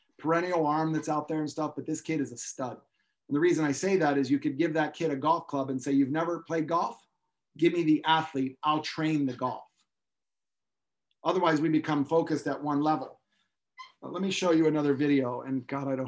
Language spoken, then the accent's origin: English; Pennsylvania, United States; I grew up in Pensatucky.